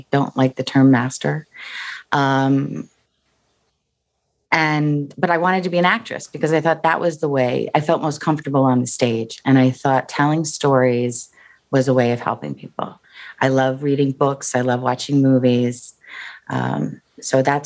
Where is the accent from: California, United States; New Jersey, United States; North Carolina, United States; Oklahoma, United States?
New Jersey, United States; I'm from Jersey